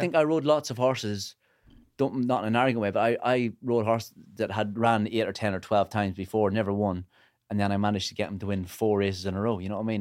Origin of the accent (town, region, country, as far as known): Northern Ireland, United Kingdom